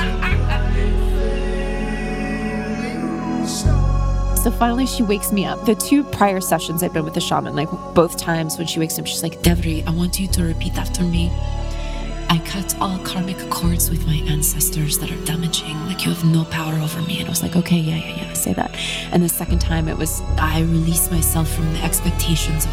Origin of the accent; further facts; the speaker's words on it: Ireland; I'm Irish.